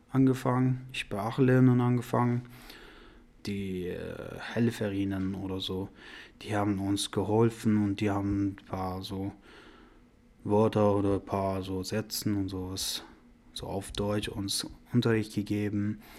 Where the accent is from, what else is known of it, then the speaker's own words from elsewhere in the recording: Afghanistan; also born or lived in Iran; now in Germany; Ich komme aus Afghanistan. Ich war im Iran.